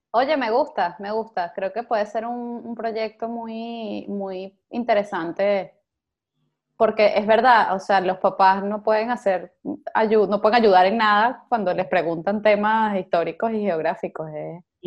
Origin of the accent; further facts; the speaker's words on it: Venezuela; como venezolanos